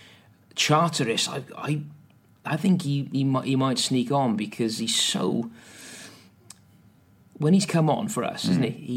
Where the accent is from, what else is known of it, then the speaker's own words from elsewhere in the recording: Welsh, Wales, United Kingdom; We're Welsh